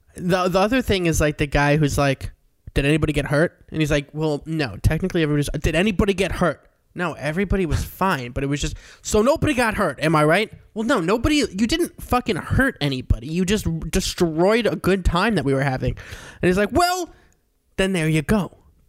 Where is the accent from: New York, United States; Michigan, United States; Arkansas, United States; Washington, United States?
New York, United States; Long Island; Long Island, New York.